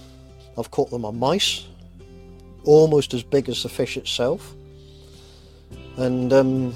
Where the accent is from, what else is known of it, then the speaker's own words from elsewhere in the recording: Cornwall, South West England, United Kingdom; I suppose it's going to have to be home in Cornwall, because that's... I'm Cornish and that's it.